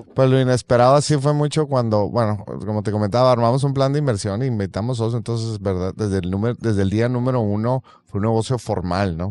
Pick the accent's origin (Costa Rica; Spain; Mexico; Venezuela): Mexico; mexicanos que sabemos hacer muy buena cerveza